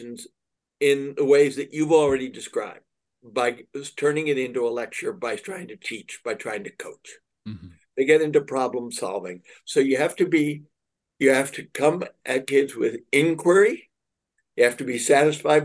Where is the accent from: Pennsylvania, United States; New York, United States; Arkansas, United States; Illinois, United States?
New York, United States; New York City; I was raised in Manhattan